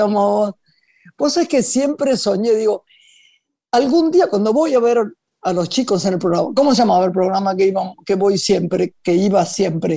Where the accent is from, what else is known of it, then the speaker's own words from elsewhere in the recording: Buenos Aires, Argentina; soy argentina, de Buenos Aires